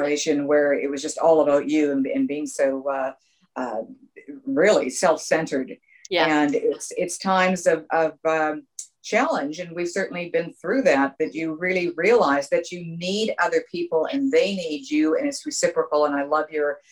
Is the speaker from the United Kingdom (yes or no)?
no; Vancouver, British Columbia, Canada; moved away; I was originally raised from Canada, raised in Canada